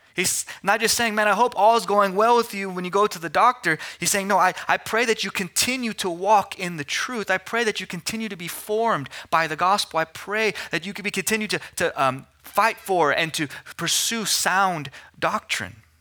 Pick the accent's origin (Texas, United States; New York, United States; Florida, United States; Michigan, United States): Texas, United States; Amarillo; moved away as an adult; also born or lived in Philadelphia; I was born and raised in Amarillo, but went to Philadelphia for seminary